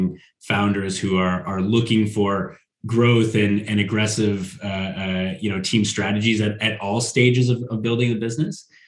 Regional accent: Northern Canada, Canada; now in Sweden; I'm from Northern Canada as well, where it's really, really cold.

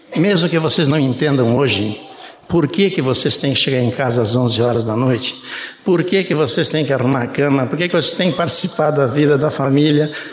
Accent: Brazil; Eu nasci no Brasil, só para dizer para vocês, não sou alemão. É, meu pai era alemão, mas eu nasci no Brasil.

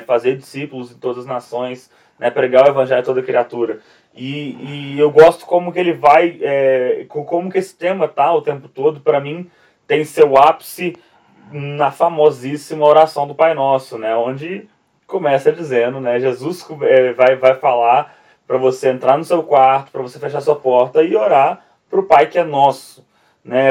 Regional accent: Brazil; da nossa nação, da nação brasileira

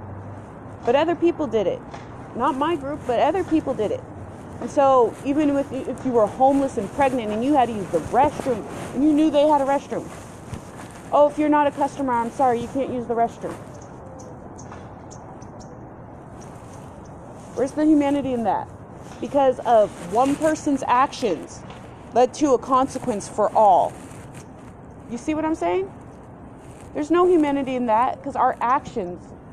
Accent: Colorado, United States; I'm from Colorado

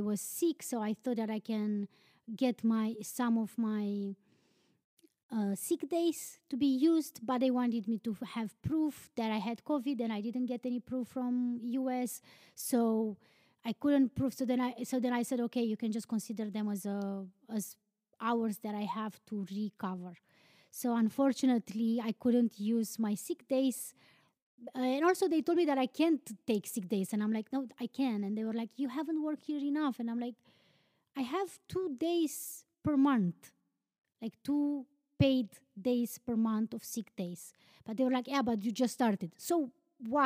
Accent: Romania; moved away; I'm from Romania.

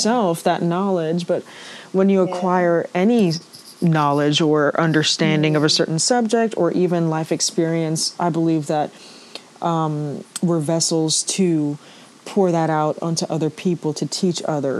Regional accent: Port of Spain, Trinidad & Tobago; born there; So I was born in, I guess, Port of Spain General Hospital, which is in the city.

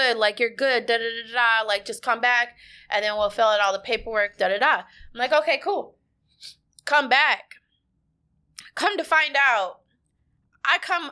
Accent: Minnesota, United States; moved away as an adult; now in Houston, United States; I was born and raised in Minnesota

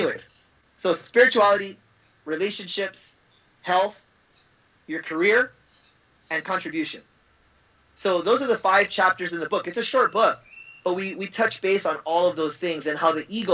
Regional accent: Los Angeles, California, United States; I'm an American. I was born in Los Angeles

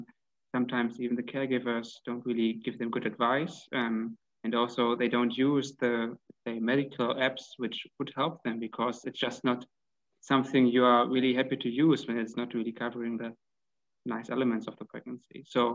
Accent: Hanover, Lower Saxony, Germany; English is a second language; From Germany, actually.

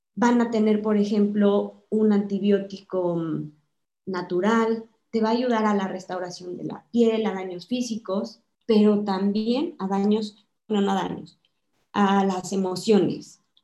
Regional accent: Mexico; moved away as an adult; yo soy mexicana, estoy casada con un mexicano

